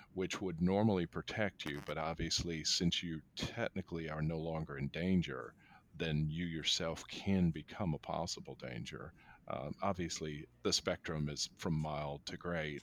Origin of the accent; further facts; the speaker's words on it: United States; as an American culture